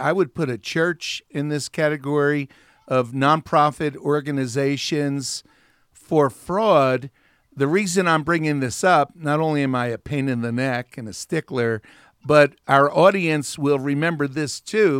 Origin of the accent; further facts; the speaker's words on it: New Jersey, United States; I grew up in New Jersey